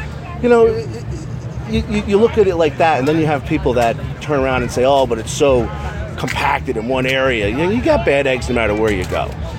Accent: Trenton, New Jersey, United States; You know, I live outside of Trent, but I was born in Trent.

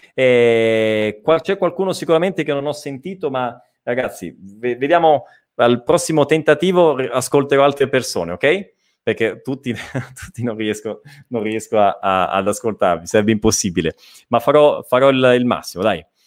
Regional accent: Italy; accent: Italian; avrò il mio accento italiano

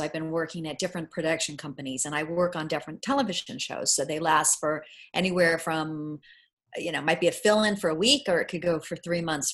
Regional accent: Bay Area, California, United States; I grew up in the Bay Area.

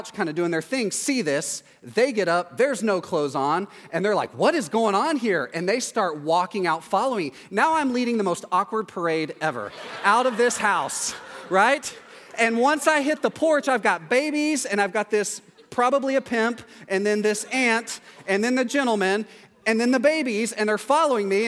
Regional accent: East Texas, United States; in East Texas in my hometown

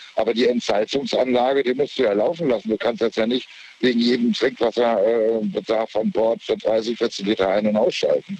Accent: Lübeck, Schleswig-Holstein, Germany; now in Saarbrücken, Germany; ursprünglich aus Lübeck

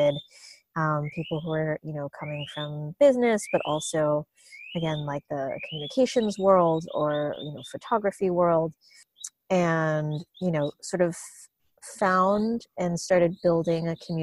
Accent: Long Island, New York, United States; now in Los Angeles, United States; I grew up on Long Island in New York

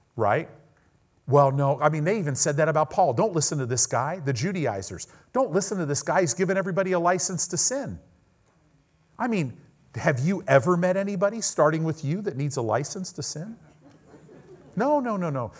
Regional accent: United States; we're American Christians

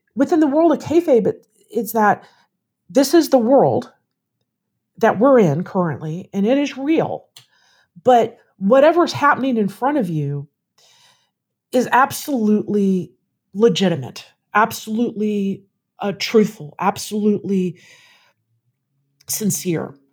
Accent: Louisville, Kentucky, United States; moved away as an adult; also born or lived in South Carolina / Florida; now in Austin, United States; Louisville, Kentucky.

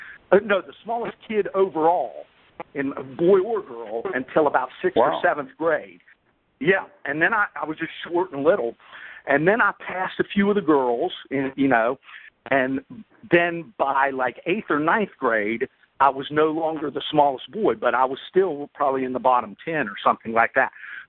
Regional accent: Bridgeport, West Virginia, United States; I always love talking about my hometown because I still say to this day that probably the 5 or 10 toughest guys I've ever met in my life are from Bridgeport, West Virginia. And that's where I grew up, a little town in north central West Virginia

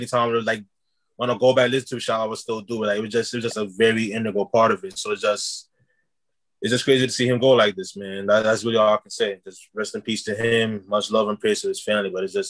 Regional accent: New York City, New York, United States; I'm a guy from the Bronx.

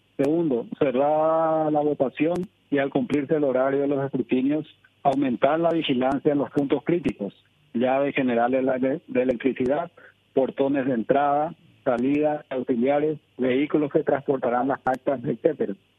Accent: Paraguay; nosotros como paraguayos

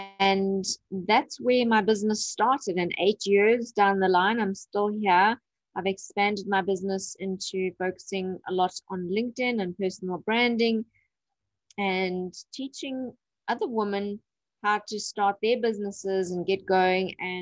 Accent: Durban, KwaZulu-Natal, South Africa; I'm from Durban, South Africa.

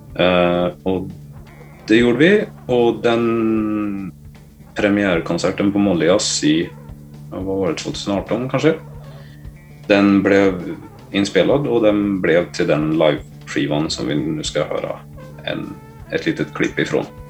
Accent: Gävle, Gävleborg County, Sweden; moved away; also born or lived in Sandviken; hemma i Gävle

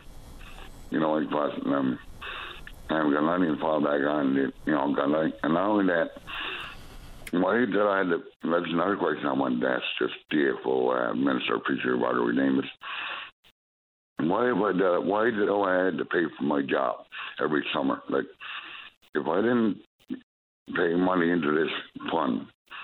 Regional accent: Newfoundland and Labrador, Canada; I'm from Labrador.

